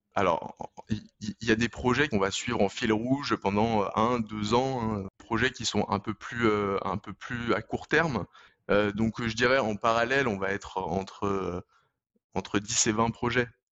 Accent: Lyon, Auvergne-Rhône-Alpes, France; je suis originaire de Lyon

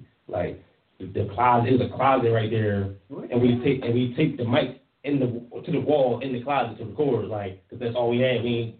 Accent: Philadelphia, Pennsylvania, United States; I'm from Uptown.

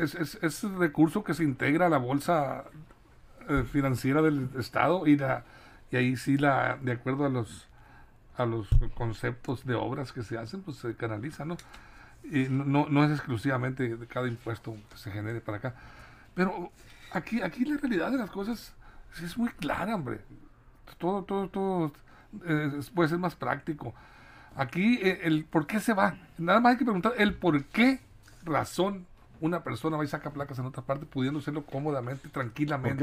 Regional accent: Sinaloa, Mexico; como buen sinaloense

